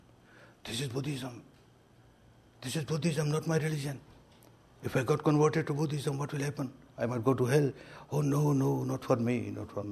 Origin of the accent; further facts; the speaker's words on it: Myanmar; moved away as an adult; also born or lived in India; I was born and brought up in Myanmar